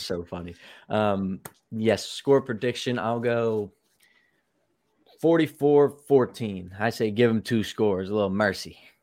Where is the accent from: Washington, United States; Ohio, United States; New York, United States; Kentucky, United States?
Kentucky, United States; Louisville; I'm from Louisville